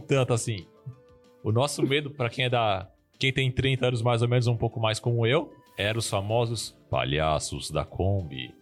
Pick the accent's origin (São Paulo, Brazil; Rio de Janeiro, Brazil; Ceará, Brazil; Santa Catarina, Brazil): São Paulo, Brazil; now in Sergipe, Brazil; nós estamos em Sergipe, mas eu era de São Paulo, eu sou original de São Paulo